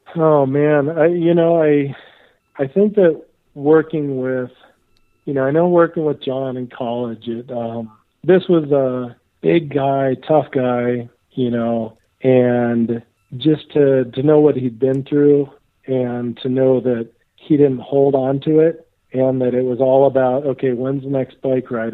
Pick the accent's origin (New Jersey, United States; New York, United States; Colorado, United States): Colorado, United States; Steamboat Springs; also born or lived in Durango, Colorado / Bellingham, Washington / Bozeman, Montana; growing up in Steamboat Springs, uh, it's called Ski Town USA